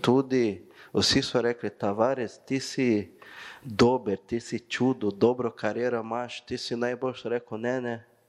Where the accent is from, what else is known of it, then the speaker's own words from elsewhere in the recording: Brazil; Slovenian is a second language; moved away as an adult; now in Maribor, Slovenia; Jaz sem prišel iz Brazilije